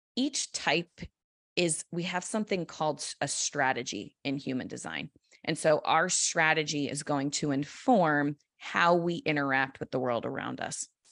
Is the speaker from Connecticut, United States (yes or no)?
yes; Connecticut, United States; moved away; I don't live there anymore, but I grew up in Connecticut.